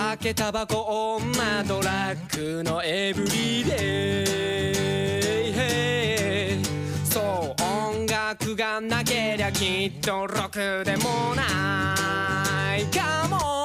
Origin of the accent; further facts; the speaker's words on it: Utsunomiya, Tochigi, Japan; 宇都宮出身